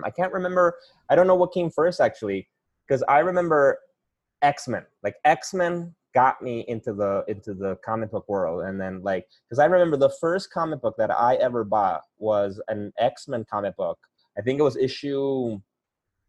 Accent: Tijuana, Baja California, Mexico; moved away as an adult; now in New York City, United States; I'm originally from Mexico. I'm originally from Tijuana in the San Diego border region

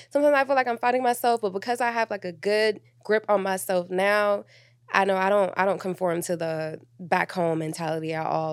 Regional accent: Atlanta, Georgia, United States; also born or lived in New York / Miami; I'm from Atlanta, um, but I was born in New York. I was raised in Miami, in Atlanta

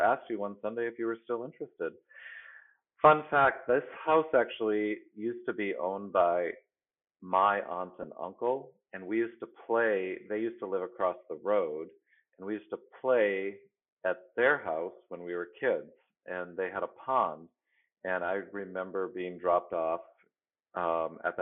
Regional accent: Plymouth, Wisconsin, United States; moved away; also born or lived in Boston; I grew up in Plymouth, Wisconsin, near Kohler

